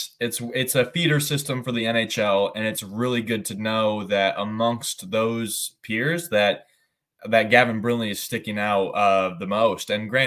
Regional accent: United States; as a Jackets fan and as an American

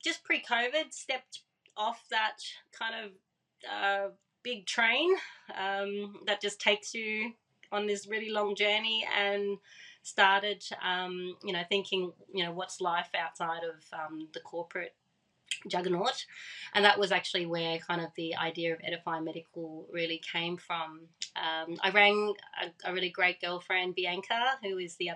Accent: Australia; accent: Aussie; first language Thai; English is a second language; also born or lived in Thailand; So I was born in Thailand. So our family immigrated to Australia when I was 9 years old. I didn't speak any English when we came

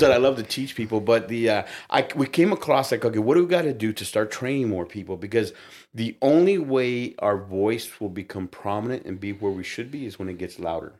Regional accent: United States; I'm Mexican American, so I'm Chicano

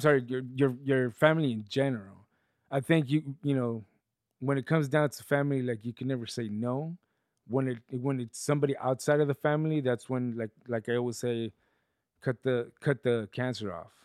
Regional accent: León, Guanajuato, Mexico; moved away; I grew up in León, Guanajuato

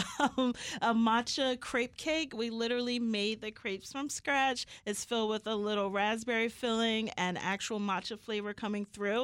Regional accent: Philadelphia, Pennsylvania, United States; I'm from Philadelphia

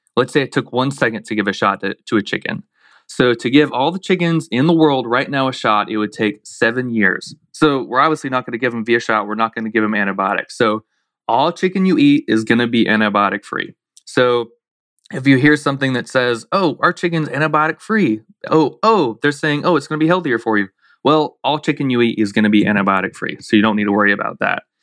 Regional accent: Blountstown, Florida, United States; also born or lived in Daytona, Florida; I grew up in Bluntstown, Florida, real rural community

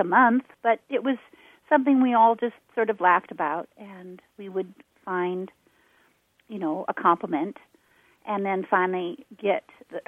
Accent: Seattle, Washington, United States; moved away; I'm from Seattle originally.

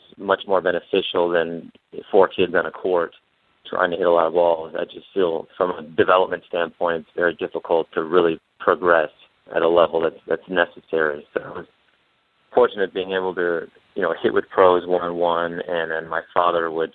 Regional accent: Michigan, United States; I grew up in Michigan

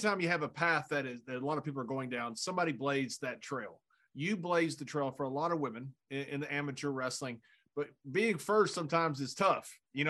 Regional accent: Texas, United States; I'm from Texas. I'm a cowboy.

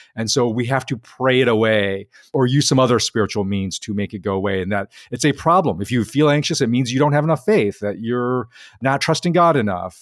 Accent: Chicago, Illinois, United States; I grew up in Chicago

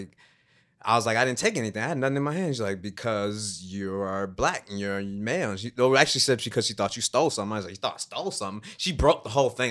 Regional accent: Chicago, Illinois, United States; I grew up in Chicago

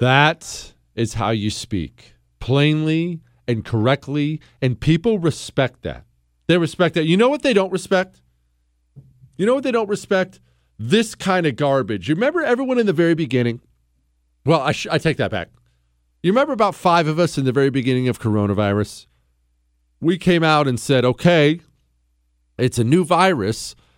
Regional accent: United States; I'm a free American

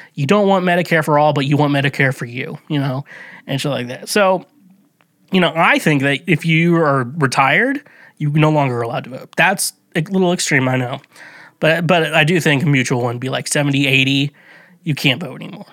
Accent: United States; I'm not from Kansas City, but I'm from around the area, you know, the, the Kansas City metro, the outside, I'm from, like, outside Kansas City

